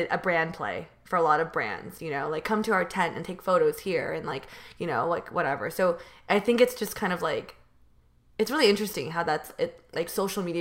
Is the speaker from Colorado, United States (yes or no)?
no; California, United States; So I'm from NorCal, which is north, you know, north versus NorCal versus SoCal. I'm from the Bay Area, and so I'm really close to San Jose.